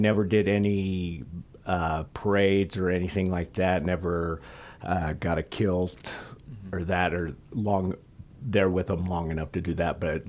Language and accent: English; Springville, Utah, United States; I grew up in Springville